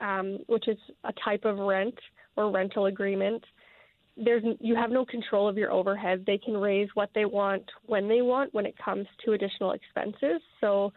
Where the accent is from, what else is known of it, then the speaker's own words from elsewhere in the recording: Fort McMurray, Alberta, Canada; now in Medicine Hat, Canada; Originally from Fort McMurray, Alberta. I live in Medicine Hat now.